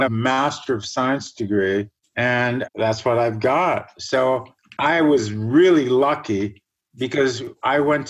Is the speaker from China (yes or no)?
no; Germany; now in Canada; I was born in Germany, an area northwest of Hamburg that built all the dikes and basically grew all the fruit for the whole country